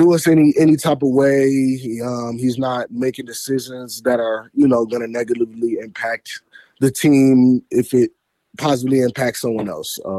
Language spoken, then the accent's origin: English; Fort Lauderdale, Florida, United States; moved away; also born or lived in Detroit; I'm a Florida boy. I'm from Fort Lauderdale